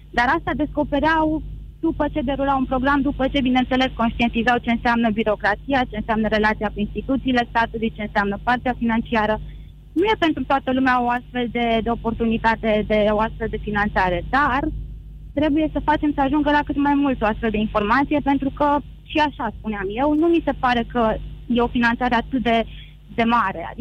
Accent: Brașov, Brașov County, Romania; Din Brașov, din Brașov.

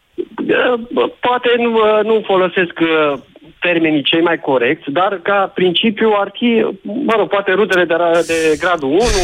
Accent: Transylvania, Romania; moved away as an adult; also born or lived in Bistrița / Cluj; now in Constanța, Romania; sunt uh, născut și crescut în Ardeal.

